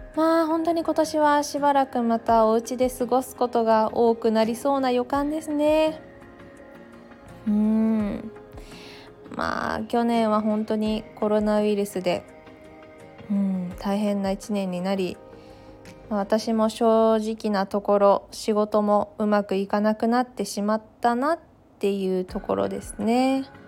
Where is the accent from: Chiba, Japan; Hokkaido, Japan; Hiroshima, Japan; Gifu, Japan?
Gifu, Japan; Takayama; now in Tokyo, Japan; 実家から送ってもらった飛騨高山のお餅